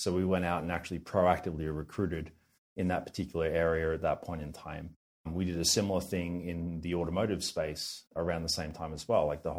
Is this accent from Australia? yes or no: yes; Australia; accent: Australian; We have a strong representation out of Australia, which is probably owing to, you know, my funny accent and so on.